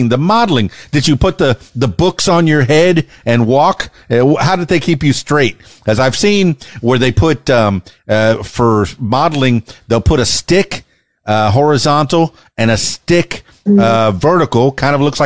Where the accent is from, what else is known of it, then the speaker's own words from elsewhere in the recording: Miami, Florida, United States; also born or lived in Fort Lauderdale; down in South Florida, I'm from Miami and Fort Lauderdale.